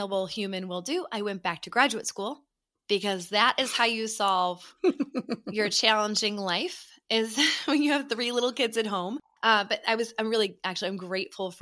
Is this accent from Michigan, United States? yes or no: no; suburbs of Chicago, Illinois, United States; I am a 41-year-old therapist living in the suburbs of Chicago. I grew up here. I'm a true Midwesterner